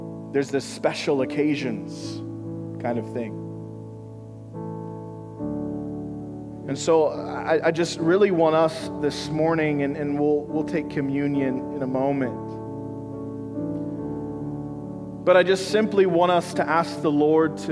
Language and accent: English; Missouri, United States; moved away; I'm from Missouri